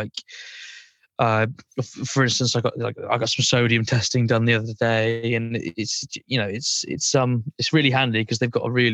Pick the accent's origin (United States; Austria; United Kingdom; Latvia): United Kingdom; Burton-on-Trent, West Midlands; moved away as an adult; now in Cornwall, United Kingdom; I'm originally from Burton-on-Trent. I grew up in Burton-on-Trent.